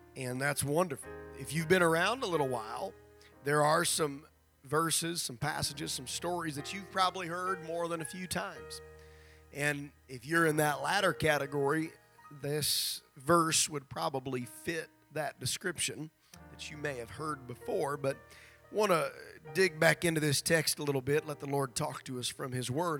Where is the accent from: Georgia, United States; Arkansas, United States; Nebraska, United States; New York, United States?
Nebraska, United States; moved away; back in my home district, which where I grew up in Nebraska